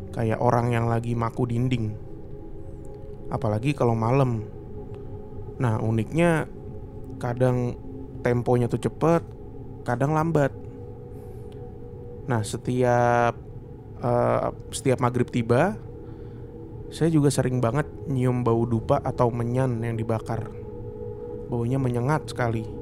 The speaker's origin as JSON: {"language": "Indonesian", "region": "East Java", "country": "Indonesia", "moved": "as an adult", "said": "saya ini anak daerah dari Jawa Timur dan pertama kali merantau, saya nggak mikir dua kali buat tinggal di asrama"}